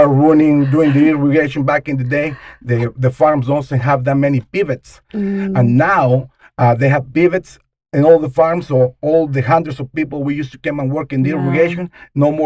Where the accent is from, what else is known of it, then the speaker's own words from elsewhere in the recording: Mexico; English is a second language; moved away as an adult; also born or lived in Idaho; now in United States; I'm an immigrant from Mexico. I came to this country to just work